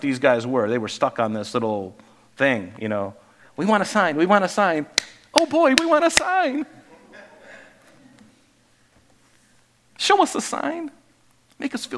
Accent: Southwest Florida, United States; I grew up in Southwest Florida on an island

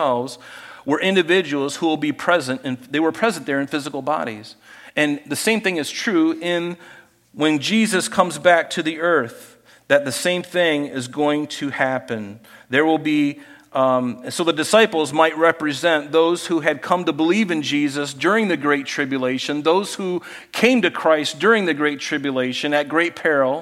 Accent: United States; as an American

